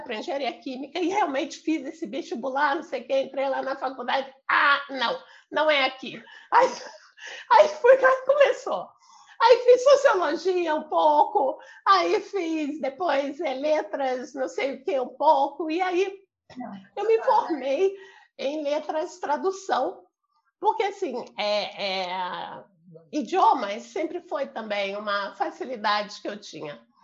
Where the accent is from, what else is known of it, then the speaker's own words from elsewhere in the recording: Rio de Janeiro, Brazil; moved away as an adult; also born or lived in São Paulo / Paraná; Eu sou do Rio de Janeiro. Eu nasci aqui no Rio. É, eu morei a maior parte da minha vida aqui